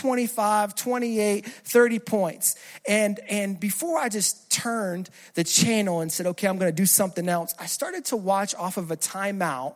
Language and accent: English; New Jersey, United States; moved away; I'm originally from Jersey.